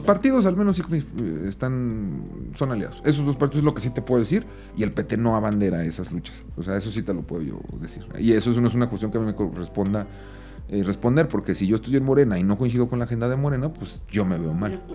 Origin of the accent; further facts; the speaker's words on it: Aguascalientes, Mexico; Yo soy de Aguascalientes